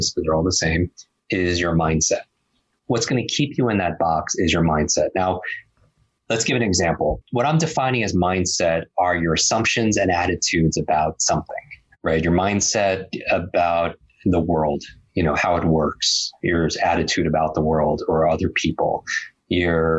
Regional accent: Northeast, United States; I grew up in the Northeast

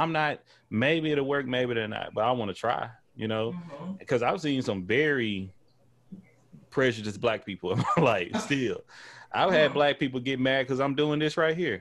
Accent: Texas, United States; I'm from Texas. I'm African American

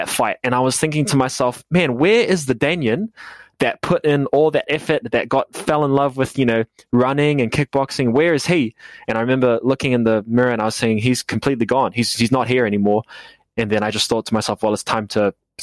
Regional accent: New Zealand; I'm from New Zealand.

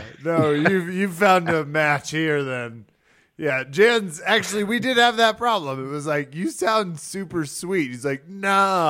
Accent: Spring Hill, Kansas, United States; now in Aurora, Colorado, United States

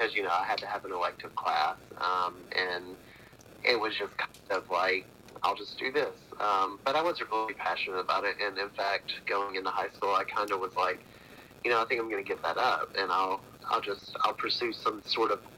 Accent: Athens, Georgia, United States; I'm from Athens, Athens, Georgia. Been here all my life aside from a few years up north

